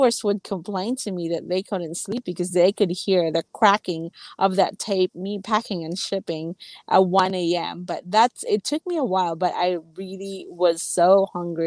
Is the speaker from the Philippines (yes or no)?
yes; Philippines; I grew up in the Philippines really with not having much.